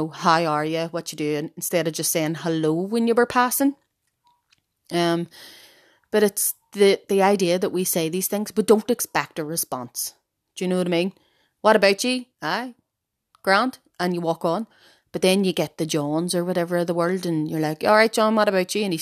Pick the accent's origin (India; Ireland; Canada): Ireland; as Irish people, we still wake our own dead from the house.